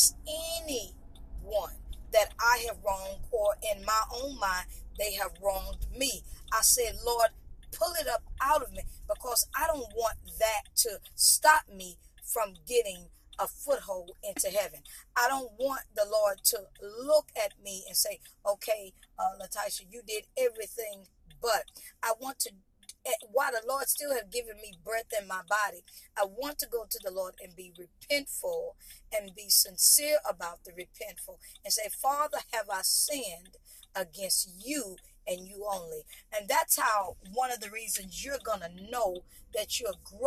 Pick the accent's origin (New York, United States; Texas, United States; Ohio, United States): Texas, United States; East; growing up in East Texas